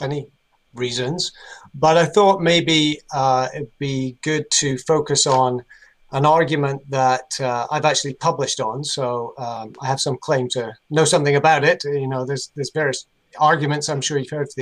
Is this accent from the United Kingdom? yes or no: yes; United Kingdom; moved away as an adult; now in Charlotte, United States; you can probably tell from my accent, I'm not from North Carolina. I'm from United Kingdom. Moved here 10 years ago